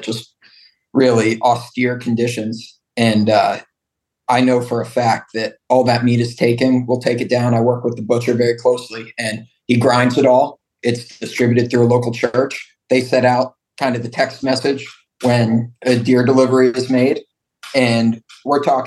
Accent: Colorado, United States; moved away; I grew up in Colorado

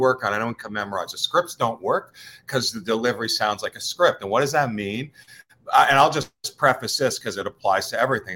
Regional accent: United States; accent: East Coaster; I'm a New Yorker, New Jersey-er

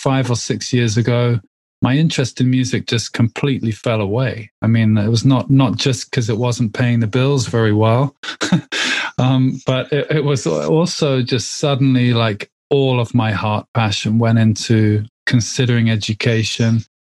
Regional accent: England, United Kingdom; I live in the UK. I'm English, obviously.

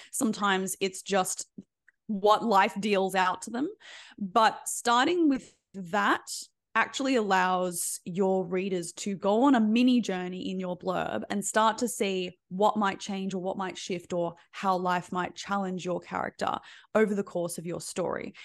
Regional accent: Australia; being Australian

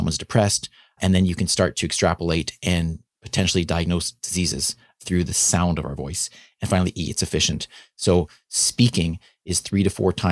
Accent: Canada; being a Canadian physician

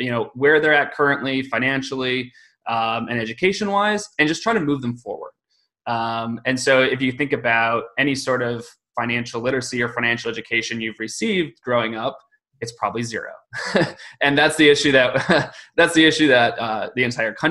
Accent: Michigan, United States; moved away as an adult; also born or lived in New York City; I grew up in Michigan, graduated from Michigan State University

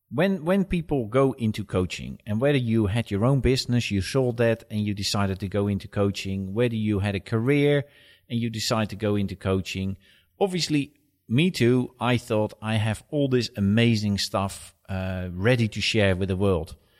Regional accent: Netherlands; moved away as an adult; now in United Kingdom; I am originally from Holland, and I moved here in two thousand eight to head up the U K division for a Swedish company.

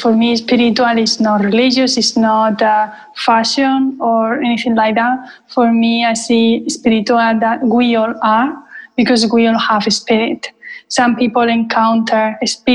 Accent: Spain; now in London, United Kingdom; I was born in Spain. I live in London.

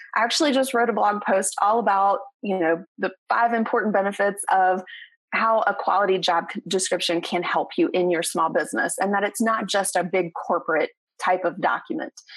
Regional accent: Southern West Virginia, United States; moved away as an adult; now in Northeast Tennessee, United States; I am a West Virginia raised girl, and I am super proud of my home state

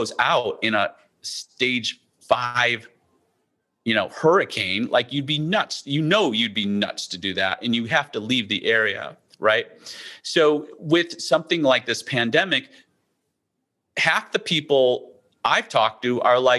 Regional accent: Midwest, United States; now in East Coast, United States; I grew up in the Midwest where we did, you know, tornado drills.

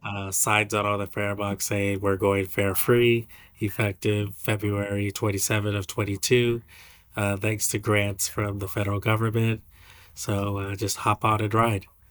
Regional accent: San Francisco Bay Area, California, United States; now in Hawaii, United States; I'm from the Bay Area

